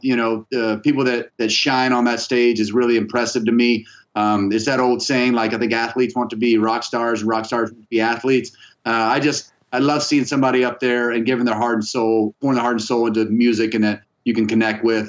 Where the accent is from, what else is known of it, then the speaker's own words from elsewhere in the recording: Tallahassee, Florida, United States; I grew up in, in Tallahassee